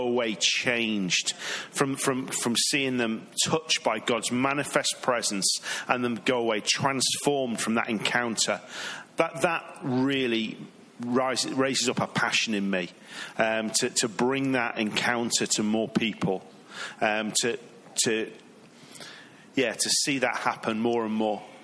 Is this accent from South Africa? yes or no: no; England, United Kingdom; now in Redding, United States; I'm from England.